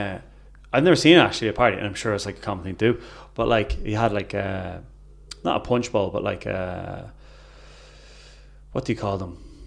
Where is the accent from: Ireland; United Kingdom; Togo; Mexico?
Ireland; Naas, County Kildare; Well, I used to go to the Capri Grill in Nace.